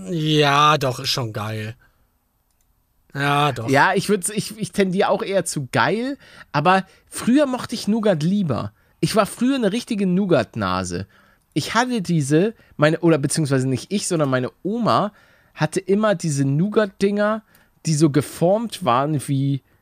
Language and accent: German; Lübeck, Schleswig-Holstein, Germany; Aus Lübeck komme ich, nicht. aus dem Norden.